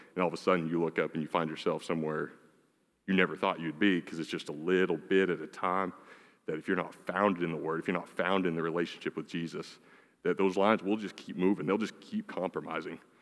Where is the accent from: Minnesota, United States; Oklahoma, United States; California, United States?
Oklahoma, United States; Lee; I grew up in Lee, Oklahoma